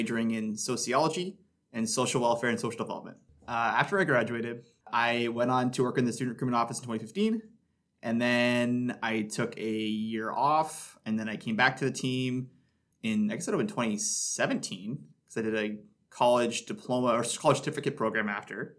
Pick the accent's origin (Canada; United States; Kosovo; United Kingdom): Canada; North Bay, Ontario; so I'm from North Bay. I went to high school locally here.